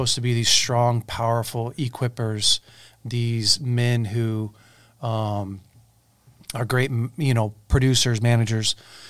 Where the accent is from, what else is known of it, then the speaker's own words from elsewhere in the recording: Weaverville, United States; growing up in Weaverville.